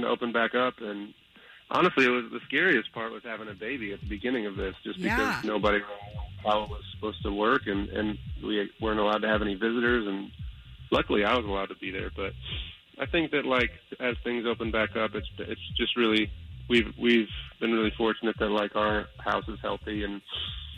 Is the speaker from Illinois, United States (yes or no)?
yes; Chicago, Illinois, United States; moved away; I'm from Chicago